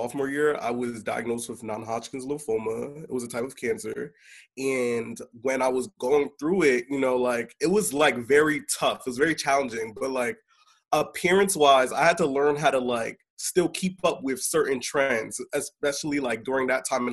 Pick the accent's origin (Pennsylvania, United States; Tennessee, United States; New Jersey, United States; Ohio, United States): New Jersey, United States; Willingboro; I am from New Jersey, hometown, Willingboro, New Jersey